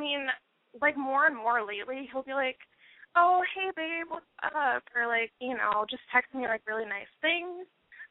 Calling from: North Dakota, United States; I am 21, and I live in North Dakota.

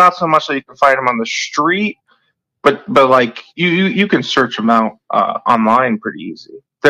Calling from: Michigan, United States; I'm calling from Michigan

